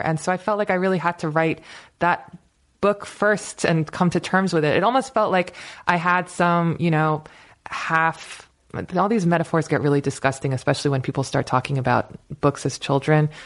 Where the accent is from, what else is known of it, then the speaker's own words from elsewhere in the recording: United States; also born or lived in Turkey (ancestry); my parents were, were, you know, immigrated to America as, as scientists